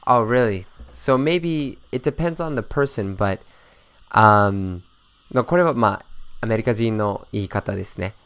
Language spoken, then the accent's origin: English; Boston, Massachusetts, United States; I'm from Boston